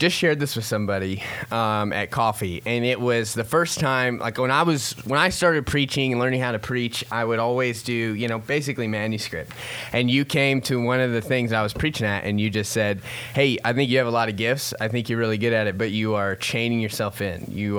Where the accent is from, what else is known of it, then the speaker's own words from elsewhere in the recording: Columbus, Ohio, United States; also born or lived in Florida; when I was born in Florida, when I was 3, we moved to Ohio. So between 3 and 9, that's when you kind of pick your teams, right? So we live in Columbus, Ohio.